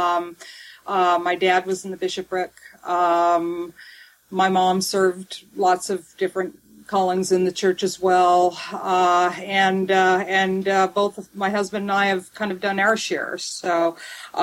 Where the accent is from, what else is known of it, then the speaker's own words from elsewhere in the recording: Northern California, United States; I grew up in California, Northern California